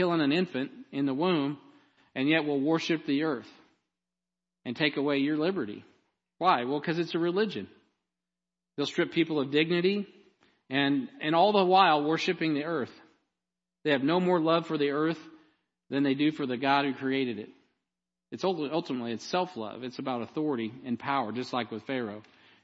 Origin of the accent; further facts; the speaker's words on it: Jackson County, Missouri, United States; I'm from Jackson County.